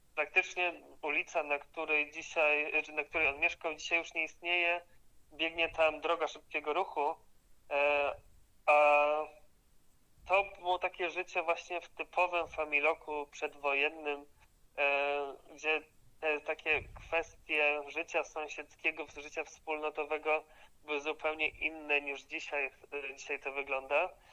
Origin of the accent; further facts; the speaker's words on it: Silesian Voivodeship, Poland; u nas na Śląsku